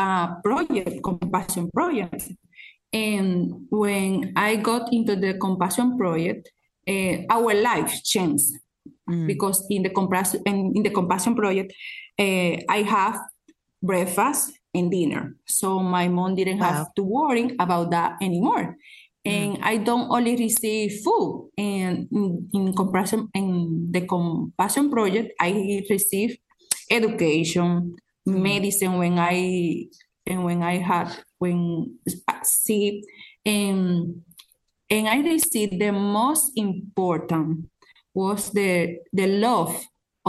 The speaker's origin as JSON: {"language": "English", "town": "San Juan de la Maguana", "region": "San Juan", "country": "Dominican Republic", "tie": "born or raised there", "said": "I was born in San Juan. San Juan is a city in the Dominican Republic, a poor city"}